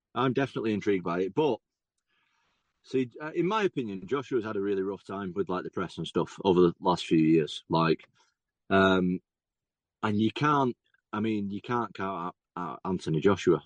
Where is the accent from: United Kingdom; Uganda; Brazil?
United Kingdom; England; I'm obviously an English guy